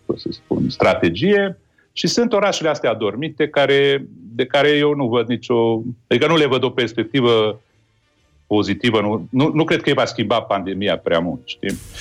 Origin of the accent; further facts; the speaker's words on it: Târgu Mureș, Mureș County, Romania; now in Bucharest, Romania; eu trăiesc la București, dar sunt din Târgu Mureș